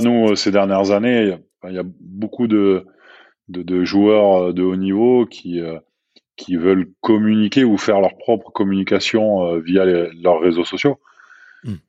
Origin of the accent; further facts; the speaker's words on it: Bordeaux, Nouvelle-Aquitaine, France; moved away as an adult; also born or lived in Toulouse / Montpellier / Barcelona / Ciudad Real; now in Aix-en-Provence, France; je suis originaire de Bordeaux.